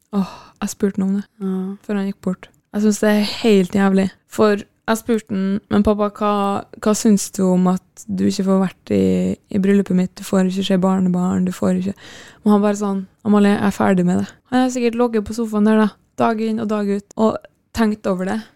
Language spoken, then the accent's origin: Norwegian; Kristiansund, Møre og Romsdal, Norway; moved away; når jeg er hjemme i Kristiansund